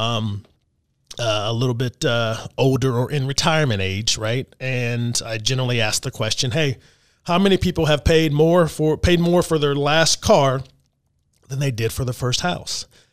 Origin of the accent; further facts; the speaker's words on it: Texas, United States; now in Louisville, United States; I'm originally from Texas